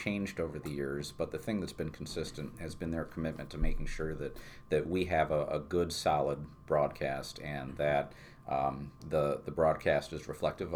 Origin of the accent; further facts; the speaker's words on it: New Berlin, New York, United States; growing up in New Berlin and with parents that stayed together for 50-plus years.